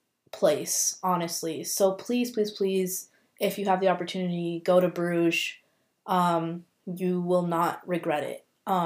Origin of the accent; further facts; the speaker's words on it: India; obviously I'm biased because I'm Indian